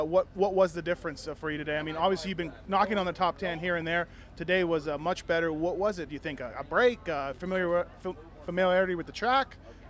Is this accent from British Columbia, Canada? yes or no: no; Winnipeg, Manitoba, Canada; although I am from Winnipeg